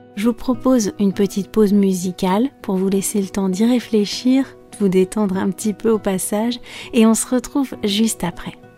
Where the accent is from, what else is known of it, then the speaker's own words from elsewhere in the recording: France; je suis française